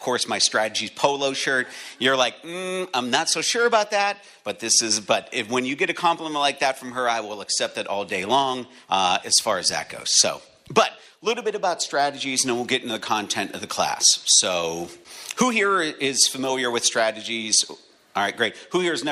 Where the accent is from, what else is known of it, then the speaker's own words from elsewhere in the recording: Erie, Pennsylvania, United States; moved away as an adult; now in Connecticut, United States; I'm from Erie, Pennsylvania. I just moved to Connecticut